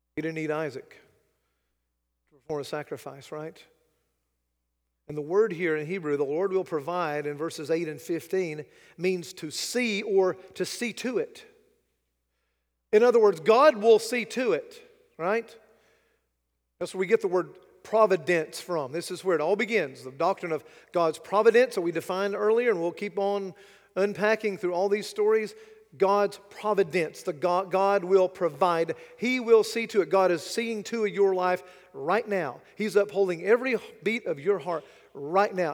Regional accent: United States; as an American, as a, a Westerner

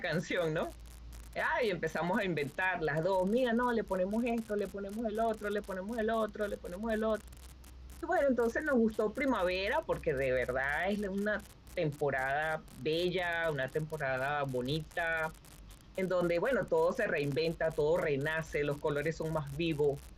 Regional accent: Barquisimeto, Lara, Venezuela; moved away as an adult; now in Wisconsin, United States; soy de Barquisimeto, Estado Lara

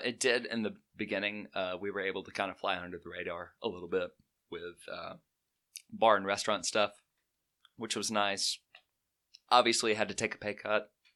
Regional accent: Chelsea, Alabama, United States; also born or lived in Birmingham, Alabama; I am from Birmingham, uh, originally from Chelsea in Shelby County

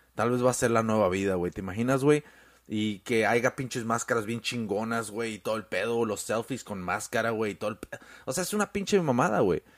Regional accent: Mexico; now in United States; uno como mexicano aquí en Estados Unidos

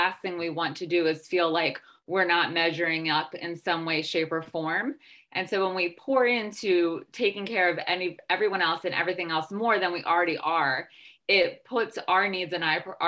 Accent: United States; I'm American

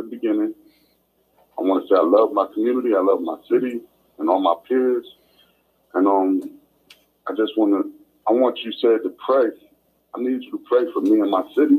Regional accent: United States; I was raised in Canterbury and Crestfair Apartments on Morgan Boulevard

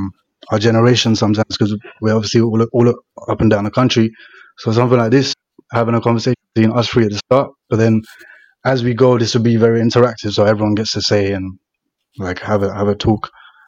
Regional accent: eastern Nepal, Nepal; now in United Kingdom; So, I'm basically a Tapali. So, that's east of the country.

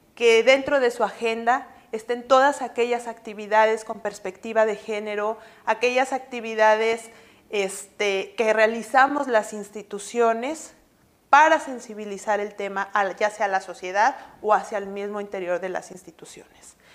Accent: Mexico City, Mexico; moved away as an adult; now in Monterrey, Mexico; soy originaria de la Ciudad de México

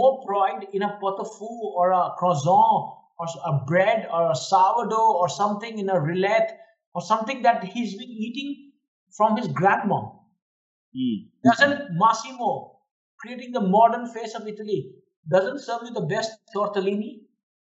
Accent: West Bengal, India; now in Bangkok, Thailand; I was from Bengal

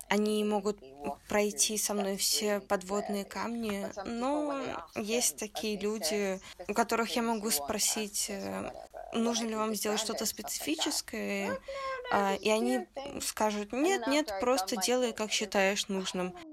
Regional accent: Taiwan; поскольку я из Тайваня, и я не знала достаточно о китайской культуре

